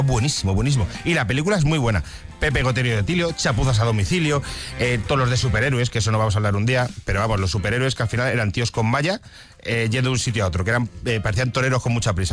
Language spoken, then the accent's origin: Spanish; Móstoles, Community of Madrid, Spain; yo de pequeño vivía en Móstoles, en una casa de 80 metros cuadrados